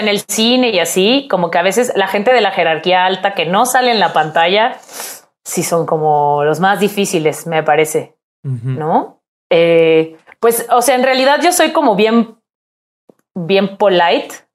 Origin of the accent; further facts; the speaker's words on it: Puebla, Mexico; moved away as an adult; also born or lived in Mexico City; en mi ciudad. Soy de Puebla.